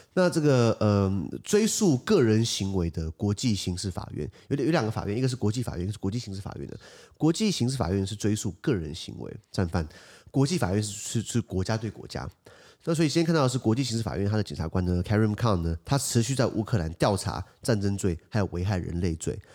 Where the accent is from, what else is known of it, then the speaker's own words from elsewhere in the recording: Taiwan; 我们台湾这边